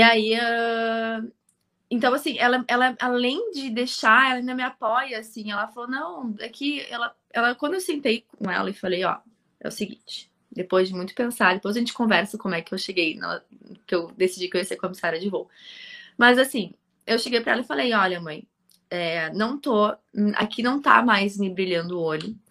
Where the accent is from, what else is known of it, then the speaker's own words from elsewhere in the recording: Porto Alegre, Rio Grande do Sul, Brazil; also born or lived in Viamão; eu nasci aqui em Porto Alegre mesmo, sempre me criei aqui